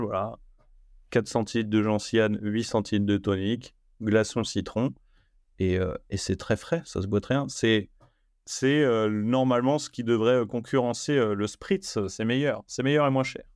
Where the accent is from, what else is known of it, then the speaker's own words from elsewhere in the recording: France; chez nous en Europe et surtout en France lors de mon retour du coup en France